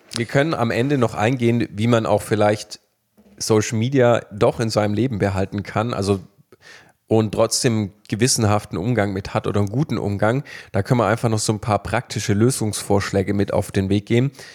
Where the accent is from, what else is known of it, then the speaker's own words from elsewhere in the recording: Baden-Württemberg, Germany; wir kommen aus Baden-Württemberg